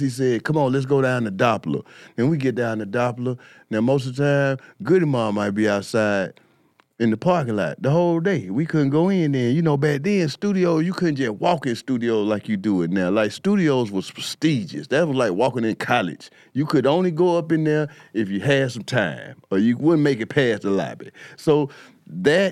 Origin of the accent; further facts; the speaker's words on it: East Point, Georgia, United States; also born or lived in Atlanta, Georgia; I came from East Point. I got kicked out of East Point ninth grade.